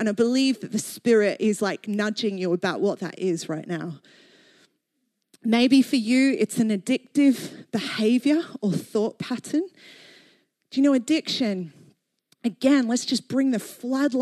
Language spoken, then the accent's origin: English; Australia; moved away as an adult; now in London, United Kingdom; Growing up in Australia